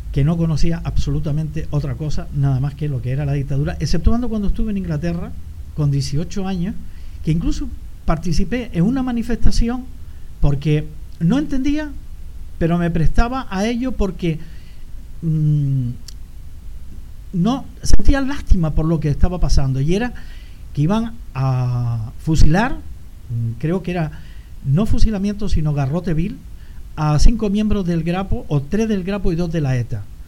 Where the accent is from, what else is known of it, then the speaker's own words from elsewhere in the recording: Canary Islands, Spain; also born or lived in Sweden; la forma de ser de los canarios, lo abierto que éramos, los campechanos que éramos